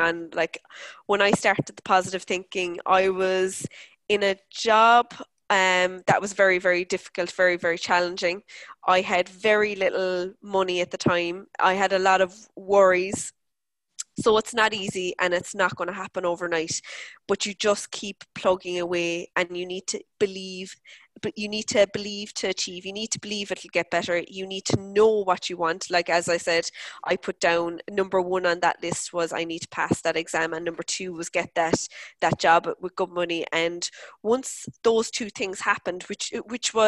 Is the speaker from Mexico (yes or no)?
no; Cork, Munster, Ireland; the area where I grew up in Mayfield in Cork